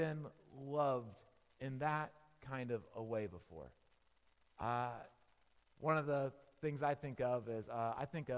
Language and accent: English; Tampa, Florida, United States; I grew up in Tampa, Florida